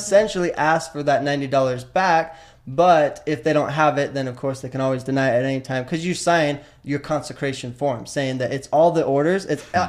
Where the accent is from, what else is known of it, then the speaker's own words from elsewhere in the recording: West Valley City, Utah, United States; I grew up in West Valley City, right in right close to Salt Lake City in Utah